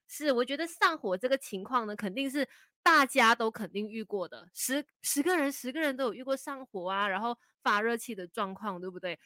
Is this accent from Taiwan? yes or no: no; Malaysia; 我们马来西亚人都是比较含蓄啊，比较被动一些些的